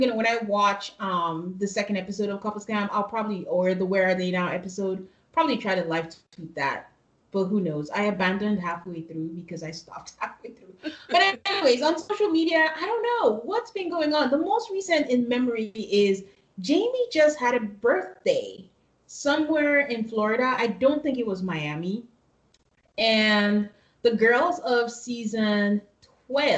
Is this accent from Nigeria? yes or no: yes; Nigeria; moved away; we're from Nigeria, so sometimes my brain thinks in different languages.